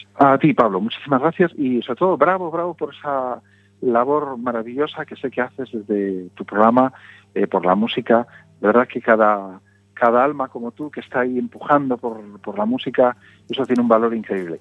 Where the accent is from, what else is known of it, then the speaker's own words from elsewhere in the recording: Galicia, Spain; Y todos en Galicia hemos visto